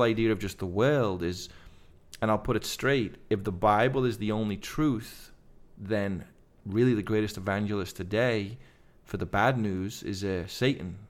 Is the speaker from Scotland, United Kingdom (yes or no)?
no; Liverpool, North West England, United Kingdom; now in United States; I'm Liver-, from Liverpool